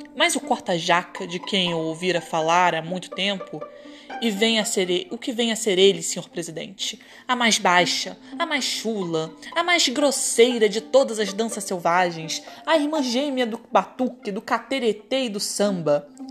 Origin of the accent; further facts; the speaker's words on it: Petrópolis, Rio de Janeiro, Brazil; na cidade que eu nasci, em Petrópolis